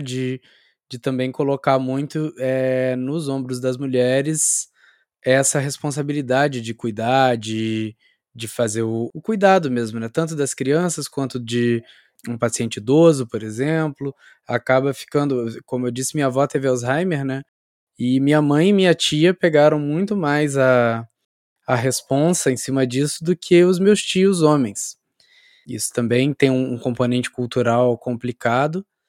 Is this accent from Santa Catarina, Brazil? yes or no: no; interior of Rio de Janeiro state, Brazil; now in Campinas, Brazil; Eu, eu sou do interior do Rio, e, mas eu estudei aí também no, no Rio Capital